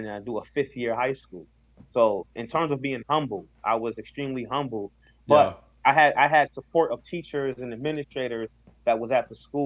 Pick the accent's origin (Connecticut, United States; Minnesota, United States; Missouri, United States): Connecticut, United States; Hartford; I grew up in Hartford